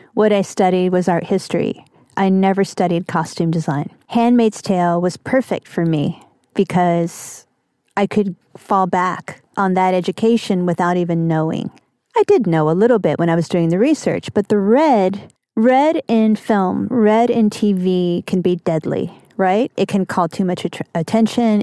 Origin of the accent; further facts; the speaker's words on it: Kentucky, United States; moved away; also born or lived in New York; a kind of weirdo growing up in Kentucky.